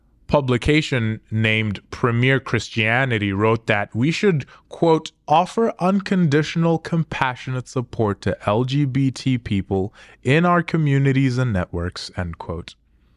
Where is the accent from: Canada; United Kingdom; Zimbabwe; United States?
Zimbabwe; America is leaps and bounds ahead of my home country of Zimbabwe.